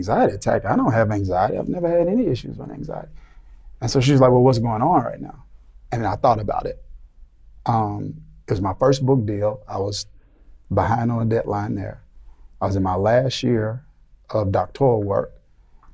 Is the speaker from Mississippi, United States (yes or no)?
yes; Mississippi, United States; moved away; We're in the South now, but I grew up in Mississippi